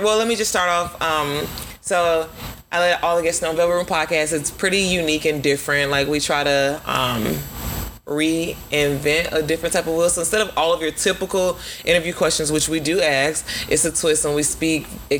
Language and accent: English; Winter Park, Florida, United States; a lot of my family is self-rooted, like what a lot of people don't know, because they know that I'm from Winter Park, but I'm actually rooted in Pompano Beach, Florida.